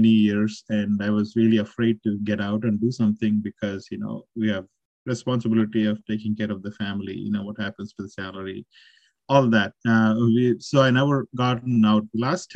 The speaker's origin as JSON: {"language": "English", "town": "Nandyal", "region": "Andhra Pradesh", "country": "India", "tie": "born or raised there", "also_born_or_lived": "Calicut, India", "moved": "as an adult", "lives_now": "Austin, United States", "said": "I'm originally born and brought up in Andhra Pradesh, a town called Nandyal in Kurnool district"}